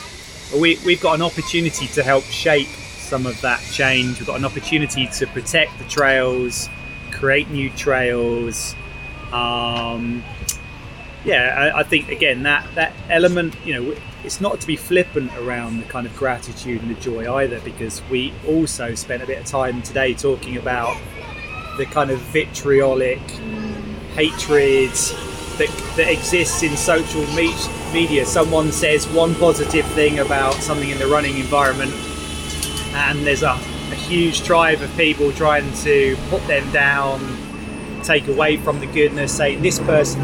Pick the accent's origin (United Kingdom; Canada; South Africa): United Kingdom; Lincolnshire, East Midlands; now in London, United Kingdom; if I grew up in Lincolnshire